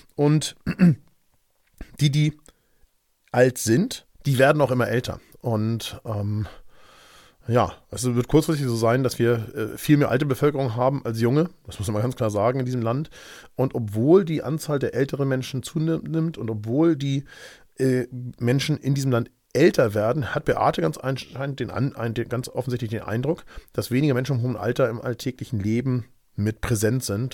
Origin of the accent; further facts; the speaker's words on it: Germany; bei uns in Deutschland